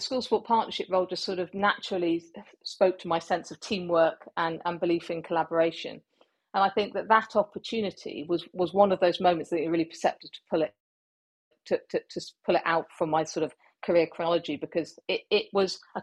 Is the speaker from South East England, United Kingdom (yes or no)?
no; Cornwall, South West England, United Kingdom; moved away as an adult; I'm from the Southwest. You know, I went to school in Cornwall